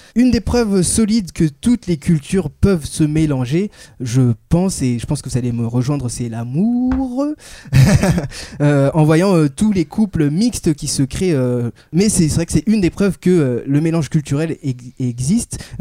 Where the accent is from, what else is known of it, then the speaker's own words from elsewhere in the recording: Angers, Pays de la Loire, France; now in Paris, France; je viens d'Angers.